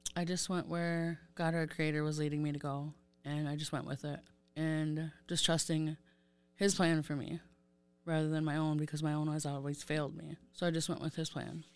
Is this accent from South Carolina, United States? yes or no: no; St. Croix Reservation, Wisconsin, United States; I am from Saint Croix Reservation. I grew up there.